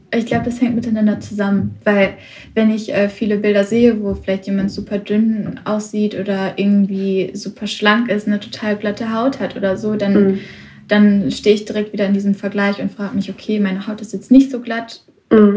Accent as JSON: {"language": "German", "town": "Witten", "region": "North Rhine-Westphalia", "country": "Germany", "said": "ich komme aus Witten, ganz in der Nähe von Bochum"}